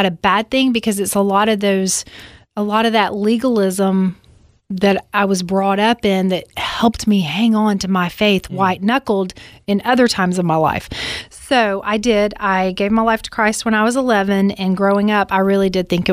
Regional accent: Alabama, United States; I grew up in Alabama

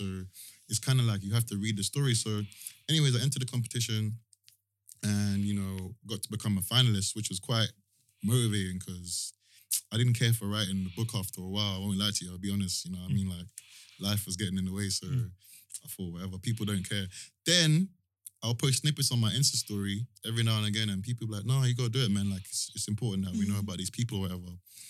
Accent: Croydon, London, United Kingdom; also born or lived in Brixton; because I grew up in Brixton a little bit for a short time before I moved to Croydon.

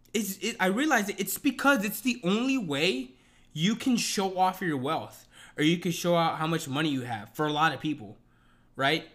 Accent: United States; I'm American

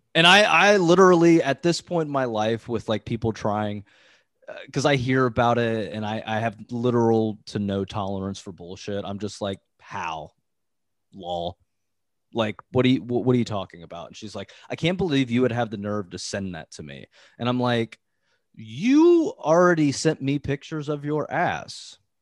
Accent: Ohio, United States; now in Cincinnati, United States; I grew up in Ohio where, like, um, the small town that I lived in was, like, super close to this hippie town

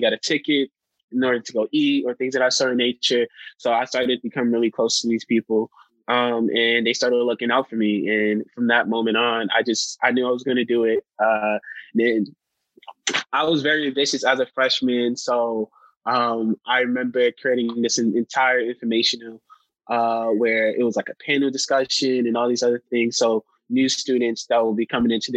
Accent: New York, United States; moved away; I come from New York

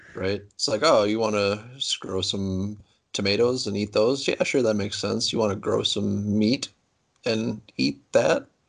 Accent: Platteville, Wisconsin, United States; I'm from Platteville, Wisconsin, uh, southwest corner of Wisconsin

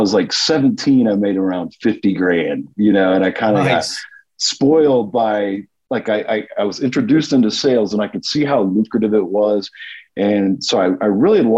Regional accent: Kettering, Ohio, United States; also born or lived in Dayton, Ohio; I'm from Dayton, Ohio, originally Kettering.

